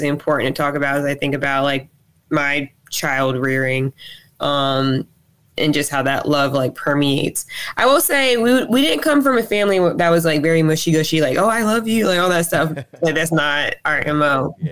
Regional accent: Robbinsville, New Jersey, United States; also born or lived in Trenton, New Jersey / Alabama; I was born and raised in New Jersey, but Alabama is definitely home to me, or is home to me.

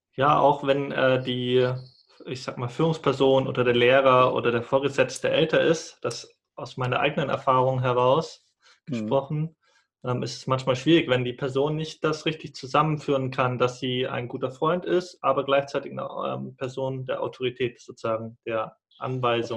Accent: Munich district, Bavaria, Germany; moved away; meine Familie sitzt in Bayern, da wo ich herkomme, Landkreis München

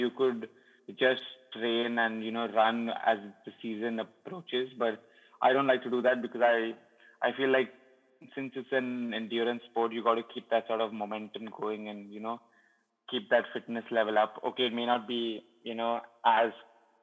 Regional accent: Goa, India; I sort of played for FC Goa and I'm from Goa, so like, you know, I'm local

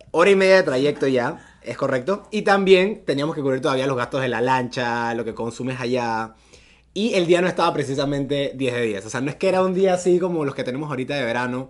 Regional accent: Panama; así como todo panameño, tú quieres mostrarle lo más bonito de tu país a alguien que viene de afuera.

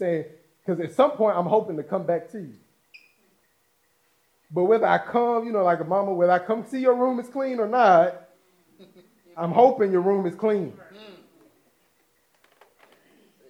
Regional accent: United States; us as American citizens

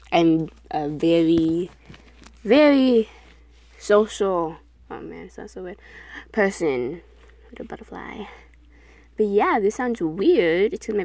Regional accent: New York City, New York, United States; I was born in New York, Queens

